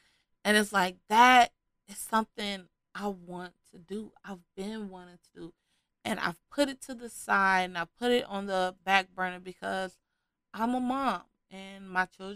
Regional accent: Chicago, Illinois, United States; I am from Chicago.

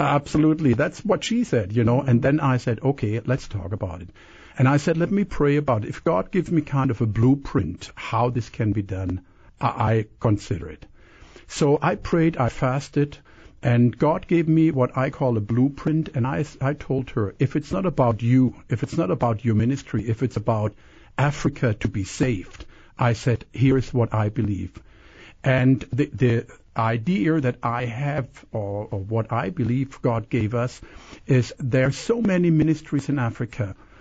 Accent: Canada; also born or lived in Germany; now in Kissimmee, United States; I was born in Germany. I was raised in Canada, and I'm American, so a lot of uh, accents there.

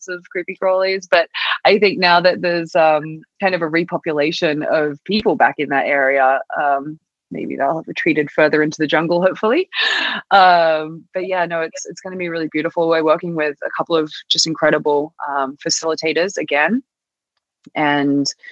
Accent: Australia; moved away as an adult; also born or lived in New York; I think a lot of people in Australia swear, or at least did where I was from

